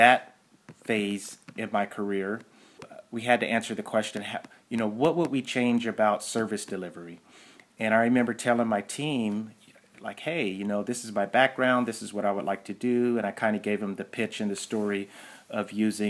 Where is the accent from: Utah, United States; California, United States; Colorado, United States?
California, United States; Pasadena; born and raised in Pasadena, California, about 15 minutes north of downtown LA.